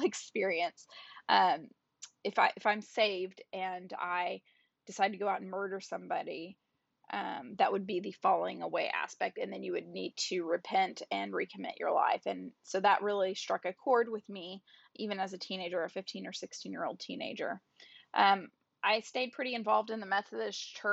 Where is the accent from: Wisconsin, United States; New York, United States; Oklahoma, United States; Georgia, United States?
Oklahoma, United States; I was born and raised in Oklahoma